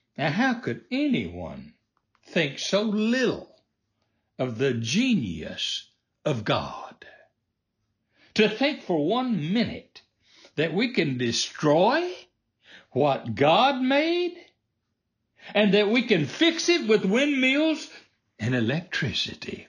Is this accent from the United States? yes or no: yes; United States; I was born in America, the land of the free.